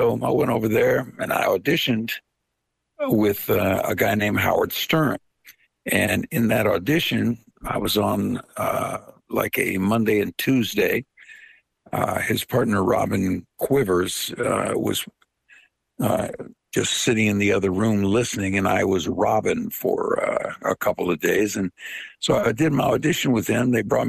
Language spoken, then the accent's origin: English; Veria, Central Macedonia, Greece; born there; I was born in a town called Veria, in an area called Macedonia, in a country called Greece.